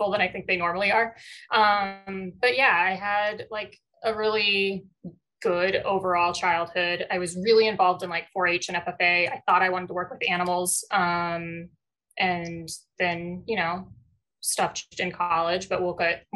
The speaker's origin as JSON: {"language": "English", "town": "Casa Grande", "region": "Arizona", "country": "United States", "tie": "born or raised there", "said": "I grew up in Casa Grande"}